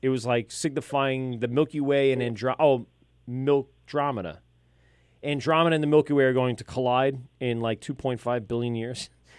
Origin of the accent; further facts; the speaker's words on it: Amityville, New York, United States; I grew up in Amityville